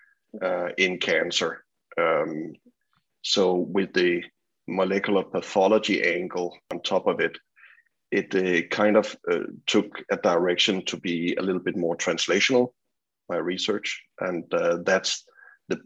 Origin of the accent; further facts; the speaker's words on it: Copenhagen, Capital Region of Denmark, Denmark; moved away as an adult; also born or lived in British Columbia; now in Vancouver, Canada; I grew up in Copenhagen, Denmark, and went to school there, did also university, and my PhD at the University of Copenhagen.